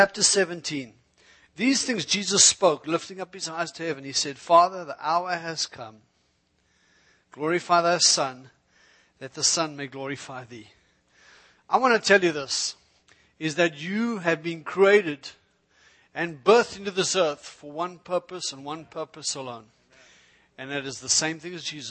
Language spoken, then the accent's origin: English; South Africa; moved away; also born or lived in Israel; I'm originally from South Africa